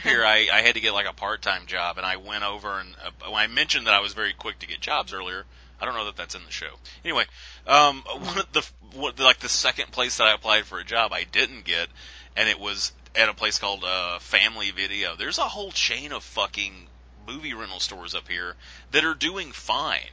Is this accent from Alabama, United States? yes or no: yes; Alabama, United States; moved away as an adult; I'm from Alabama with the exotic accent